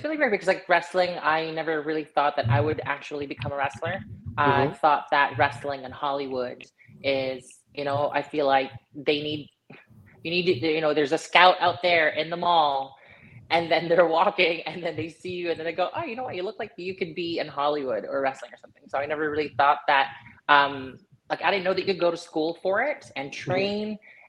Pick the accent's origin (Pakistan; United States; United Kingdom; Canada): Canada; Because I'm Canadian. So our Thanksgiving was already like in October.